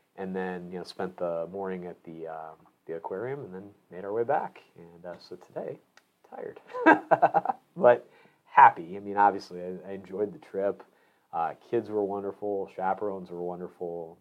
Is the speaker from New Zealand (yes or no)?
no; Illinois, United States; moved away; I grew up in Illinois